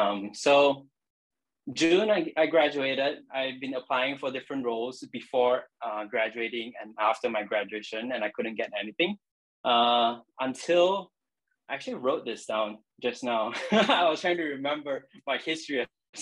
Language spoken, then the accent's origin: English; Penang, Malaysia; moved away as an adult; also born or lived in Oregon, United States; now in Vancouver, Canada; I'm from Penang, Malaysia. I'm currently in Canada, but we'll probably go through my history a little bit, how I moved from different countries